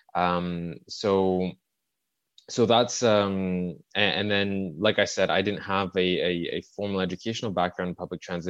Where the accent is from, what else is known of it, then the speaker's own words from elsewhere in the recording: Montreal, Quebec, Canada; it's my, it's my hometown. I grew up in, uh, in the suburbs of Montreal